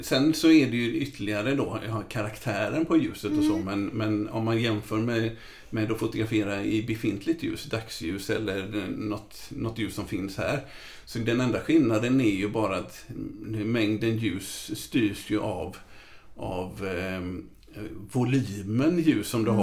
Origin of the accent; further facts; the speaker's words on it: Gothenburg, Västra Götaland, Sweden; jag uppvuxen i ett frikyrkohem så jag var involverad i, i Saronkyrkan i Göteborg